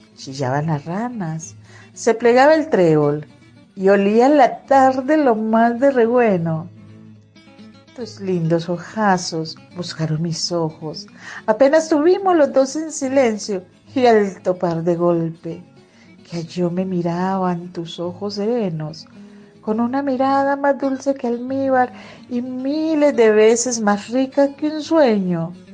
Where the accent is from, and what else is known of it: Magdalena Medio, Colombia; born or raised there